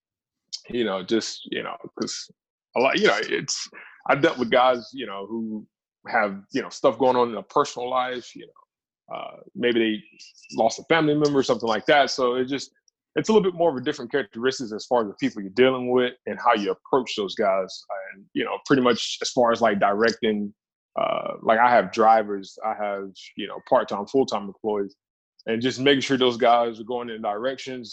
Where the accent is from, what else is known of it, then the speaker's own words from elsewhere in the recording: right outside of Gainesville, north Florida, United States; Born and raised in Florida.